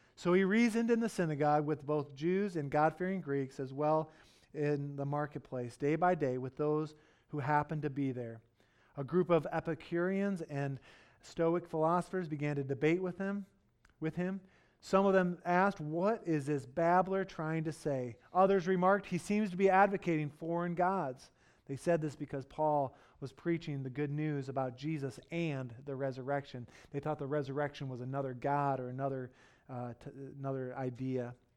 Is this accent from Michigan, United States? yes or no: yes; Detroit, Michigan, United States; now in West Michigan, United States; I grew up in Detroit